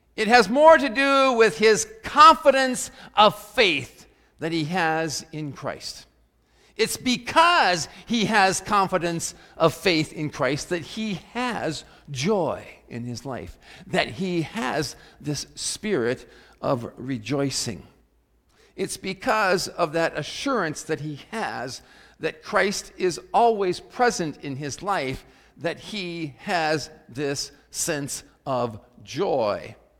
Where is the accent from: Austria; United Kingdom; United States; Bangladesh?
United States; South Dakota; growing up in South Dakota when I was in high school